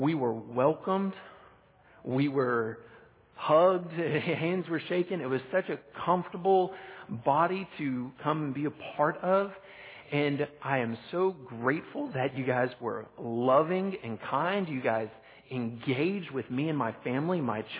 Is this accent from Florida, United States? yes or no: no; Texas, United States; moved away; Back in my home country of Texas, I grew up in a really small town